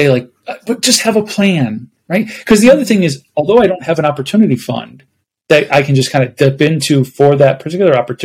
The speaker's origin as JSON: {"language": "English", "town": "Buffalo", "region": "New York", "country": "United States", "moved": "yes", "lives_now": "Phoenix, United States", "said": "I'm originally from Buffalo, New York"}